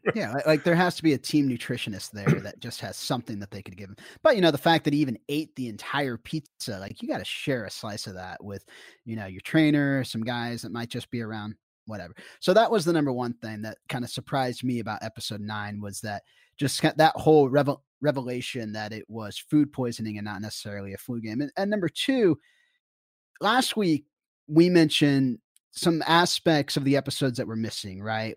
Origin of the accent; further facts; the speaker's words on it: Kansas City, Kansas, United States; I was a kid from Kansas that grew up in Kansas City